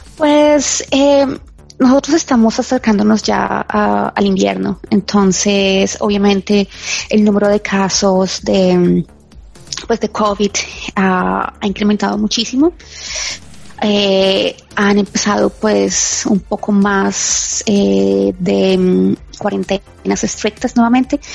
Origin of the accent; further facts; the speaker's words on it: Colombia; now in Ireland; yo soy colombiana